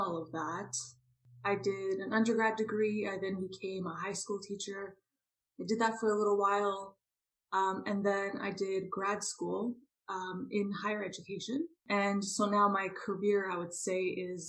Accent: Toronto, Ontario, Canada; I grew up in Toronto, Canada

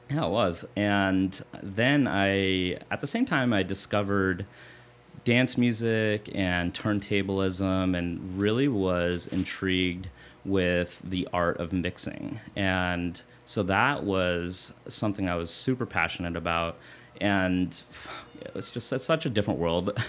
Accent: southern New Hampshire, United States; moved away; also born or lived in Irvine, California / Orange County, California; I grew up in southern New Hampshire and uh, from the age of 10 to 19.

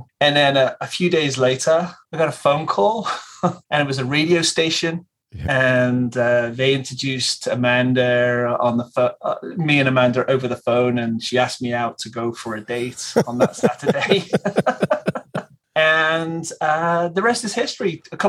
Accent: England, United Kingdom; moved away as an adult; now in United States; me and my English friends, we're all from England. We all came over pretty much the same time.

